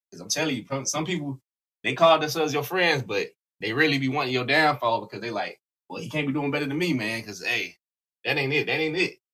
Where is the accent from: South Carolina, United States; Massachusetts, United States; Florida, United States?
South Carolina, United States; Y'all don't know. I'm from South Carolina.